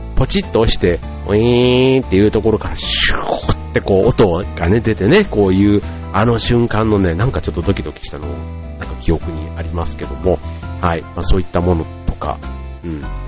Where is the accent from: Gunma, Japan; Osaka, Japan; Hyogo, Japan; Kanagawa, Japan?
Osaka, Japan; 僕の場合は大阪に住んでいたんで